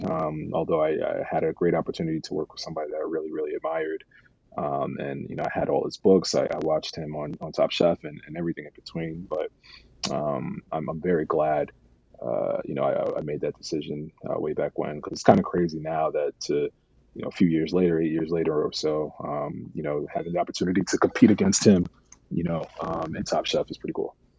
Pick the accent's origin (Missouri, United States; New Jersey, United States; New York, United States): New York, United States; New York City; I grew up in New York City